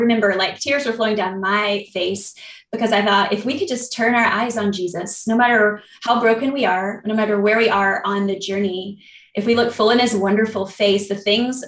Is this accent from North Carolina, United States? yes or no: yes; North Carolina, United States; I'm from North Carolina